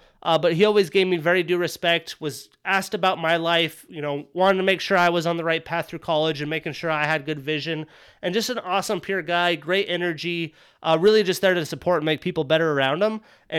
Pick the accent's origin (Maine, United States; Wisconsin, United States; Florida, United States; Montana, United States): Montana, United States; I'm from Montana.